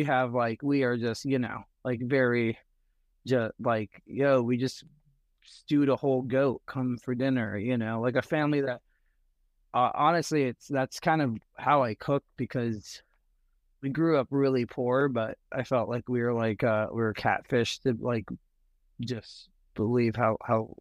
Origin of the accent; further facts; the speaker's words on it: Burbank, California, United States; I grew up in Burbank.